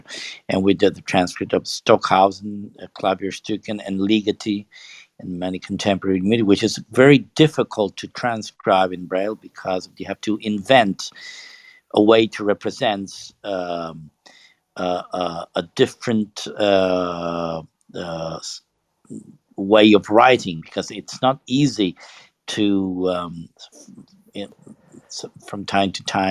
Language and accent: English; Italy; I'm from Italy